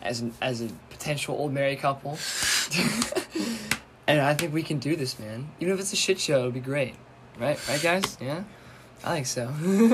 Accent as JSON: {"language": "English", "region": "Virginia", "country": "United States", "tie": "born or raised there", "said": "Ah, Virginia. Yep. It's my home state."}